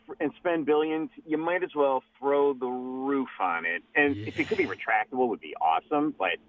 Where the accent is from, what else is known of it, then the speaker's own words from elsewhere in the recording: Ohio, United States; moved away; I grew up in Northeast Ohio and lived out here now 20 years, so I still keep in touch with Cleveland sports.